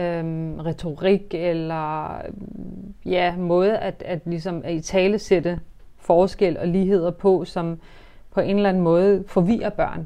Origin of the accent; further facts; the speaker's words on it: Denmark; Vi er jo født i Danmark, vi er vokset op i Danmark